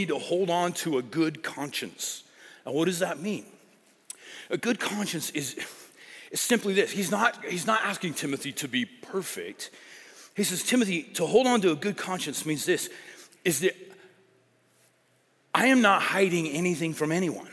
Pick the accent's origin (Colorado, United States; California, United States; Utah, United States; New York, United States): Colorado, United States; I grew up in Colorado